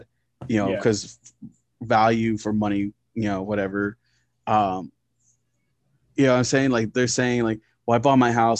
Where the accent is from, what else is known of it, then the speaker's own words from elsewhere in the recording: Hutto, Texas, United States; I grew up in Creek Bend. It was 1660 South